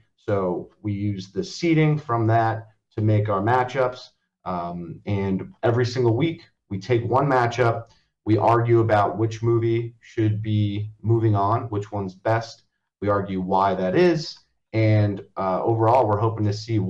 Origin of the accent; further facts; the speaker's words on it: Long Valley, New Jersey, United States; So I grew up in Long Valley, New Jersey, which if anyone doesn't know where that is, it's in Morris County, right up against the Pennsylvania border.